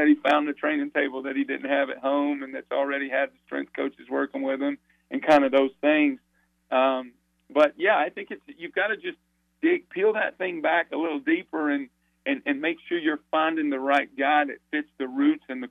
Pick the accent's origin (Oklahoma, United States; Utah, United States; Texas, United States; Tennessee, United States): Tennessee, United States; Sevierville; I grew up in Sevierville, Tennessee